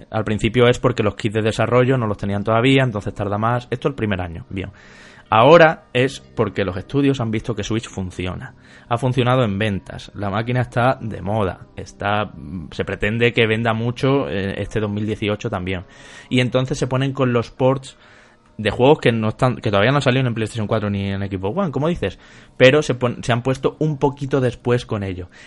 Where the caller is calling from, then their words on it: Aranjuez, Community of Madrid, Spain; Hola chicos … de Aranjuez.